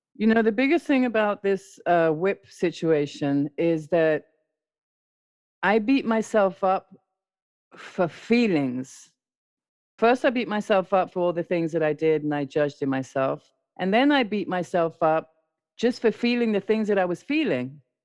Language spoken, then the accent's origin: English; London, United Kingdom; also born or lived in South America; I was born in South America, raised in London